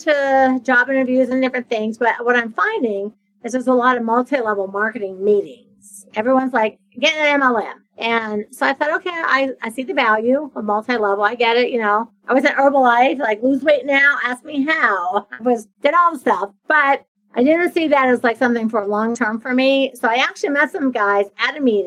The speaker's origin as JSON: {"language": "English", "region": "a small town in Ohio", "country": "United States", "tie": "born or raised there", "moved": "as an adult", "lives_now": "Florida, United States", "said": "I'm from Ohio, from a small town in Ohio. I had moved to Florida. So I'd been living in Florida for a decade."}